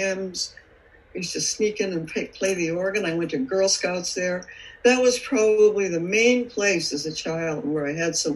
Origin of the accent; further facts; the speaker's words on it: Chicago, Illinois, United States; I was brought up in Chicago